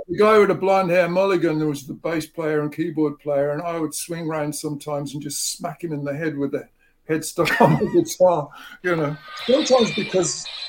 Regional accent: England, United Kingdom; moved away; I grew up in England

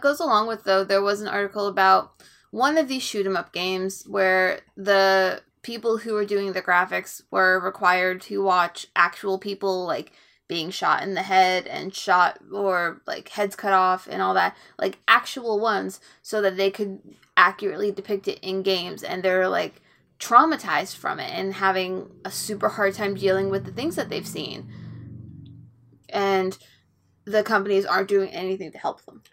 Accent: Florida, United States; natural born Floridian

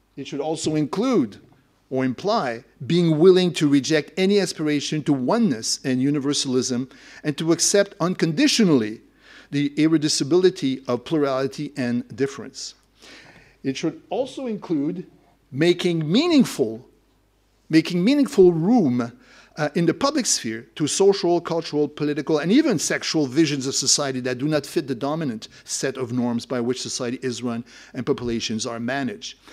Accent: Quebec, Canada; I, I come from Quebec, that's the nationalism that I'm more familiar

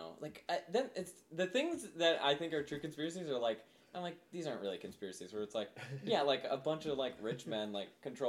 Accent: Angola, Indiana, United States; now in Los Angeles, United States; I used to work at this restaurant in Angola, my hometown, called Potawatomi.

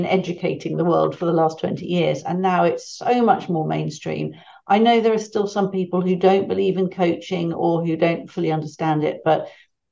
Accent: United Kingdom; accent: British; my British accent

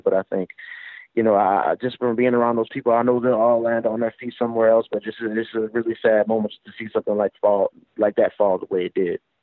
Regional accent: New Orleans, Louisiana, United States; Times Picayune was a paper I grew up reading in New Orleans

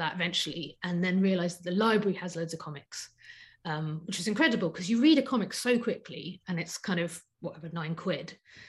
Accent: London, United Kingdom; I grew up in Southwest London

